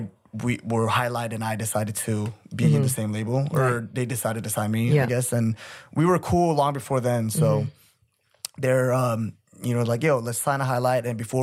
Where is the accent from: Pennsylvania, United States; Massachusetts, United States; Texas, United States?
Texas, United States; Dallas; also born or lived in Korea; now in Seoul, South Korea; I'm from Dallas, Texas. Yeah. I was born here in Korea, but me and my family moved around a lot in the States, and we finally stayed.